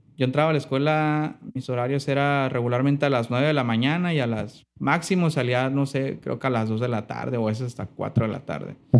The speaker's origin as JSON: {"language": "Spanish", "town": "Mazatlán", "region": "Sinaloa", "country": "Mexico", "tie": "born or raised there", "also_born_or_lived": "Salina Cruz, Oaxaca", "said": "yo nací en un lugar que se llama selina Cruz, en Oaxaca estuve nada más ahí en mi infancia como hasta los 8, 9 años y ya después de ahí ya me vine para acá, para Mazatlán. Entonces sí, considero que soy más, más sinaloense que, de Oaxaca."}